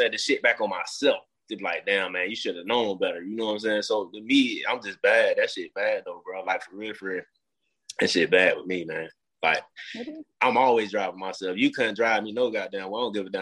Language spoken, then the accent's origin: English; Mobile, Alabama, United States; I grew up in Mobile, Alabama